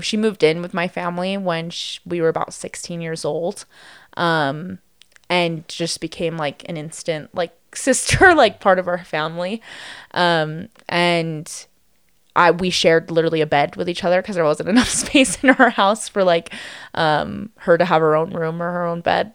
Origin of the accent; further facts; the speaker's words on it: Las Vegas, Nevada, United States; also born or lived in Henderson, Nevada; growing up in Las Vegas